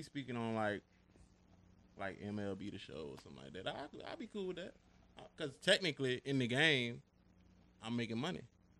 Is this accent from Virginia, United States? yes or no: yes; Petersburg, Virginia, United States; I'm from the Heights. Petersburg, VA, but I claim the Heights. I don't claim the Berry. If you know, you know. 27